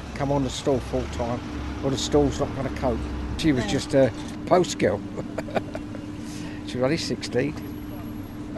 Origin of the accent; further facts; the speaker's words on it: London, United Kingdom; I was born in North Middlesex Hospital. Lived in a little cottage on the, where the car park is for about the first 15 years of my life.